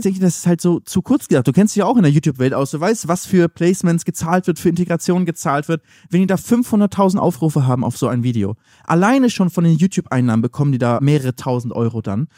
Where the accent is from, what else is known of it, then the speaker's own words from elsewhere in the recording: Northern Germany, Germany; Kommen wir auch aus Norddeutschland